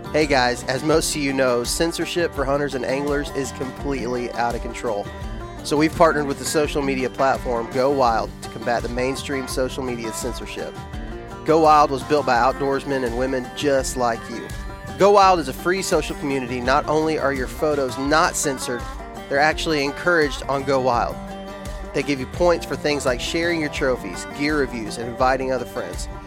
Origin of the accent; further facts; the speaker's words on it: Texas, United States; I'm from Texas